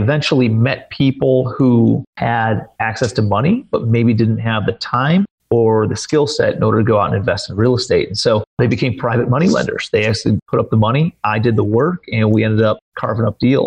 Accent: Cleveland, Ohio, United States; moved away as an adult; also born or lived in New York City; I'm from Cleveland, Ohio

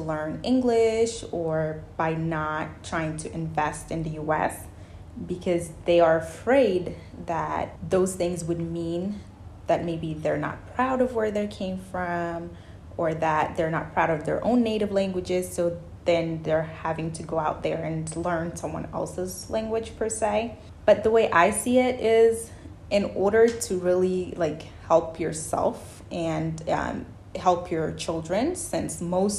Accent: Mauritania; also born or lived in Senegal; now in United States; I was born in West Africa. I grew up particularly in Mauritania and Senegal, half and half. And I partly grew up there, and then the other part, I grew up in the US.

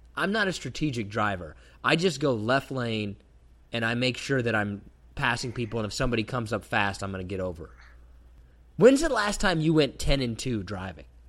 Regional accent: Kansas, United States; growing up in Kansas

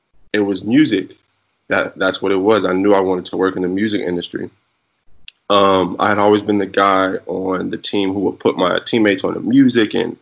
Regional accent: Garland, Texas, United States; I'm from Garland, Texas.

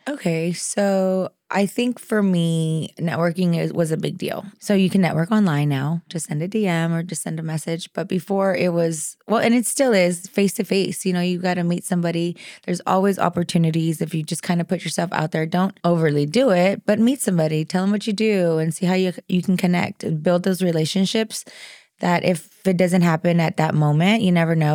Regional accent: the Rio Grande Valley, South Texas, United States; I'm from the Valley, from South Texas

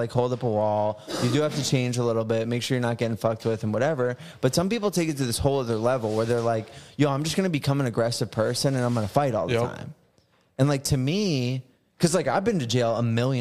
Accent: New Jersey, United States; moved away as an adult; now in Florida, United States; I'm from New Jersey.

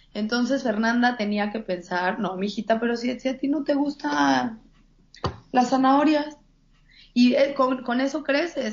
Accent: Mexico; moved away as an adult; now in Los Angeles, United States; al crecer en una, en, una sociedad mexicana

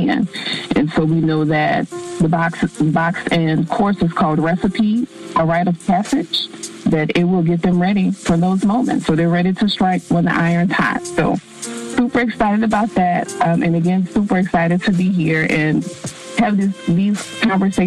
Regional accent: Dallas, Texas, United States; also born or lived in New Orleans, Louisiana; I am from the Dallas area by way of New Orleans

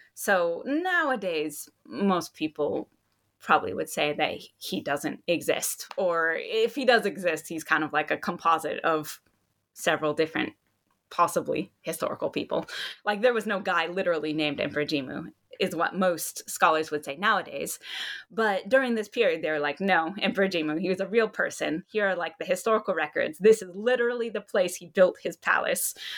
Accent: Hawaii, United States; moved away as an adult; also born or lived in Hokkaido, Japan; I'm from Hawaii, and then I was living in Hokkaido

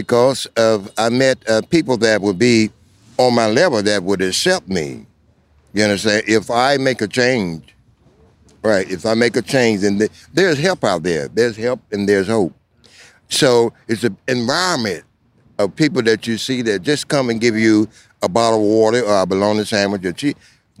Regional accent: South Carolina, United States; now in Washington, D.C., United States; I was not born here. You know, I'm not a Washingtonian. Where were you born? I came from the Clay Hills of South Carolina.

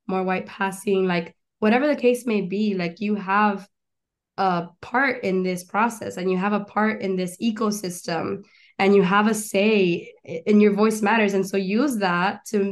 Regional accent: Doral, Florida, United States; moved away as an adult; also born or lived in Chaco, Argentina / Gainesville, Florida; now in Los Angeles, United States; I grew up in Doral, Doralzuela is what they call it

